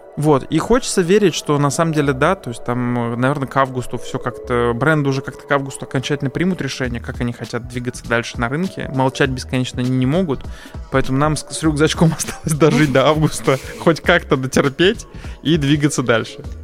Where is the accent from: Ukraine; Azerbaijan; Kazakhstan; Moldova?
Azerbaijan; я поскольку сам азербайджанец